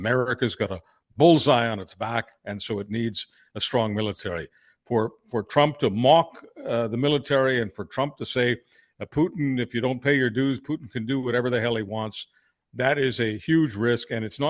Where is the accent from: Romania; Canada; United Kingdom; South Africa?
Canada; I'm not an American. I'm a Canadian